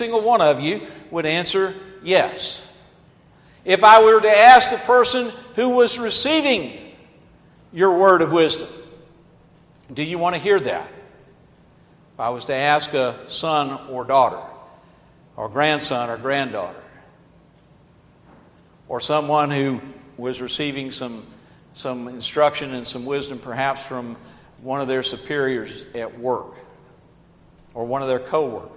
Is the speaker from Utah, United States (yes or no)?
no; Atlanta, Georgia, United States; I grew up in Atlanta, Georgia, so I saw many sit-ins